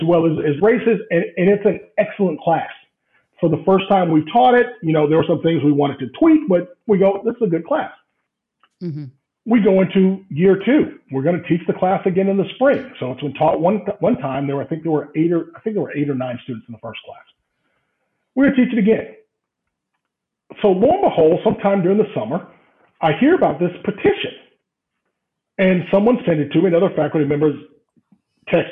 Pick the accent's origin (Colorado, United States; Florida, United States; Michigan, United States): Florida, United States; Central; moved away as an adult; now in Grove City, United States; I'm from Central Florida